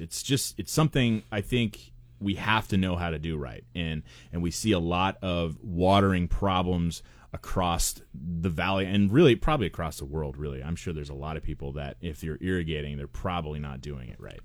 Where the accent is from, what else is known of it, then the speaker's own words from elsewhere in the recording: Portland, Oregon, United States; moved away; I grew up in Portland